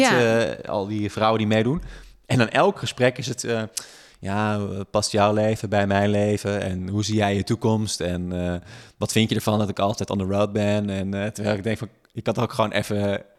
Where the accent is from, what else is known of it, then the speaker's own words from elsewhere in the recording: Friesland, Netherlands; now in Amsterdam, Netherlands; ik kom oorspronkelijk uit Friesland